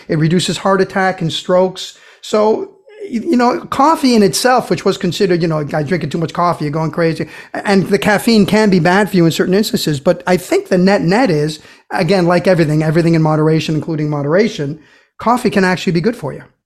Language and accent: English; Brazil; moved away; growing up in Brazil